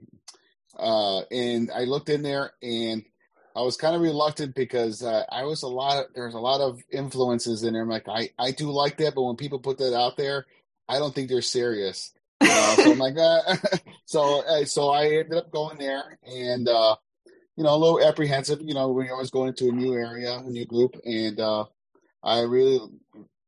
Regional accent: Chesterton, Indiana, United States; I'm from Chesterton, not too far from our home central in Michigan City

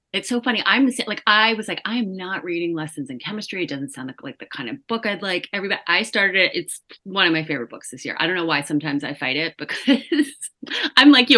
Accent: New York, United States; I am a New Yorker

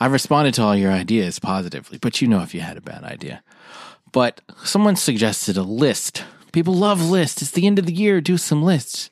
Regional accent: United States; We're American

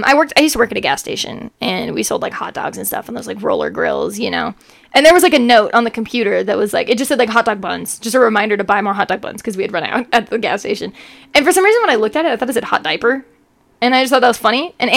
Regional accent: Mapleton, Utah, United States; we're from Utah, {S1} yeah. {S0} By the way. Mapleton's a city in Utah, and we've moved around.

